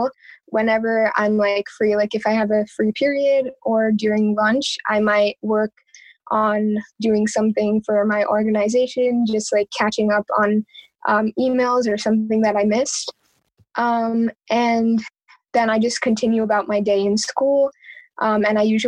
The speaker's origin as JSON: {"language": "English", "town": "Metuchen", "region": "New Jersey", "country": "United States", "tie": "born or raised there", "also_born_or_lived": "India", "said": "I was born and raised here in Metuchen"}